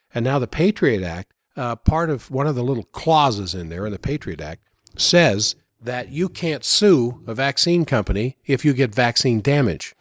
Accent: United States; also born or lived in Maryland / Virginia; I grew up in Maryland, Virginia

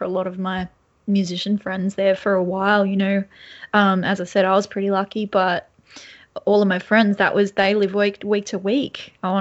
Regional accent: Lake Macquarie, New South Wales, Australia; I'm in Lake Macquarie, but I grew up in Lake Macquarie, just near Charlestown as well.

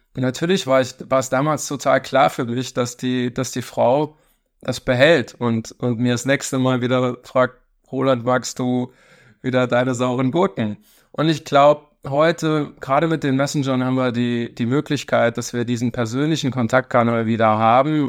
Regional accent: St. Wendel, Saarland, Germany; moved away as an adult; also born or lived in Stuttgart / Berlin; gebürtig Saarländer, ähm, da groß geworden in der Stadt von Klobus, äh, St. Wendel

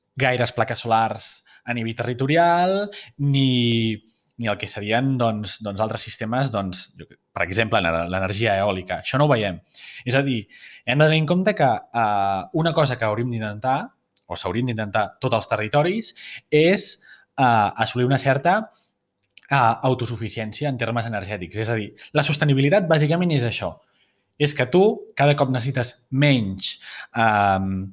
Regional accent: Barcelona, Catalonia, Spain; la meva visió com a barceloní

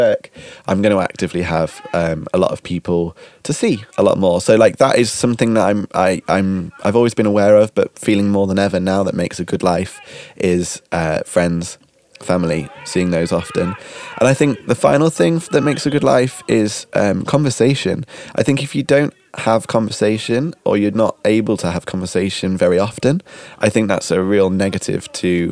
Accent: United Kingdom; now in Netherlands; we're British

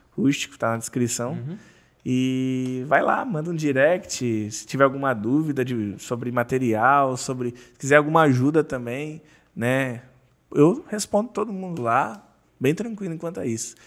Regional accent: Santa Catarina, Brazil; sou do, de Santa Catarina

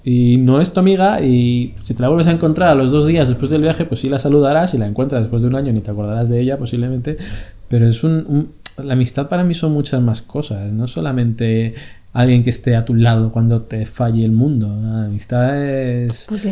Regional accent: Madrid, Community of Madrid, Spain; moved away as an adult; also born or lived in Barcelona; now in Italy; somos de Madrid, estamos en una ciudad que no era nuestra

